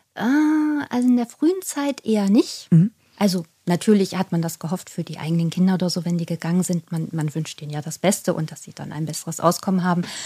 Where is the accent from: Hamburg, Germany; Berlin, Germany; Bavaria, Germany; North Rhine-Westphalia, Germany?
Hamburg, Germany; ich als gebürtige Hamburgerin